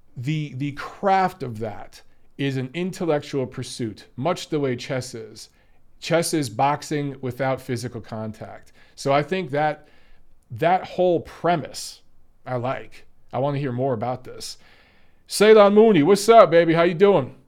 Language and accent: English; Detroit, Michigan, United States; I grew up in Detroit